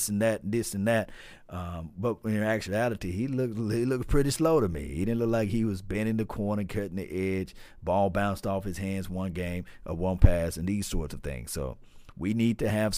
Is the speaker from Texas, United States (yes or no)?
no; Natchez, Mississippi, United States; moved away; also born or lived in Hinds County, Mississippi; from my neck of the woods, although I'm from Adams County and Natchez.